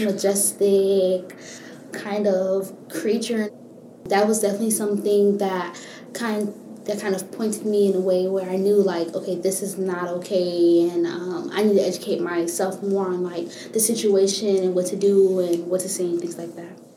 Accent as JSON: {"language": "English", "town": "Miami", "region": "Florida", "country": "United States", "tie": "born or raised there", "lives_now": "Gainesville, United States", "said": "I was born and raised in Miami, Florida"}